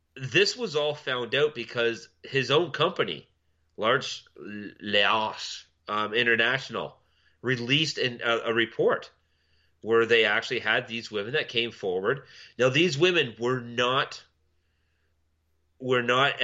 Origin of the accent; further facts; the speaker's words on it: Milton, Ontario, Canada; my hometown of Milton, Jean Vanier fucking public or Catholic school